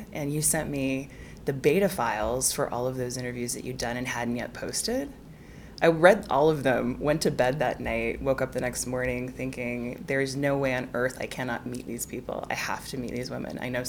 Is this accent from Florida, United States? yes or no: no; Salt Lake City, Utah, United States; also born or lived in Geneva, Switzerland; now in London, United Kingdom; Salt Lake slash Geneva.